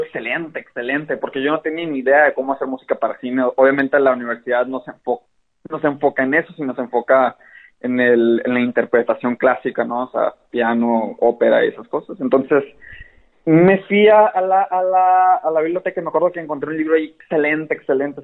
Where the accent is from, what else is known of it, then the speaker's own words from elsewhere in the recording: Hermosillo, Sonora, Mexico; also born or lived in Mexico City; soy de Hermosillo, Sonora. Eh, nací y vivo aquí